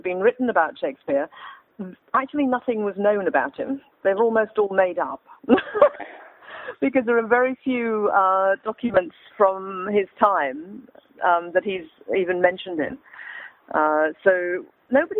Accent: Australia; moved away; we're all Australian

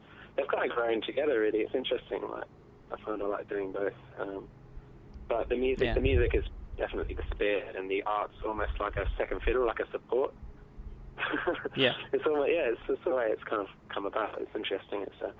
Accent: Tasmania, Australia; Well, I'm from Tasmania, so you know, it's a bit weird.

